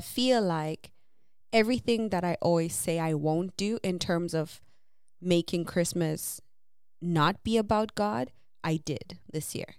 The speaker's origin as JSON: {"language": "English", "country": "Zimbabwe", "tie": "born or raised there", "moved": "yes", "said": "growing up in Zim"}